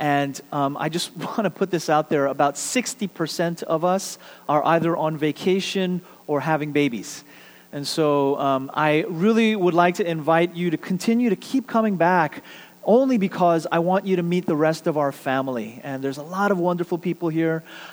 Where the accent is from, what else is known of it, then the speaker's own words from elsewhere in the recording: New York City, New York, United States; now in Houston, United States; my hometown of Queens, New York